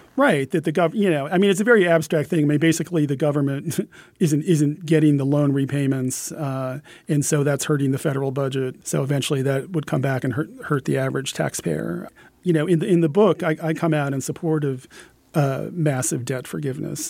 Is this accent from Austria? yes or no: no; Pennsylvania, United States; my home state of Pennsylvania